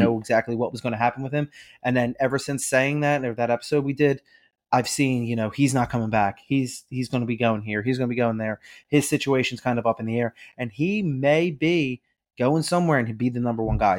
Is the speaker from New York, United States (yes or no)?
no; Philadelphia, Pennsylvania, United States; We're from Philadelphia